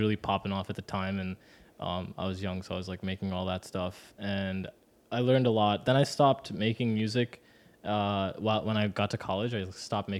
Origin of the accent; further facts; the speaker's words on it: New Jersey, United States; I was born in New Jersey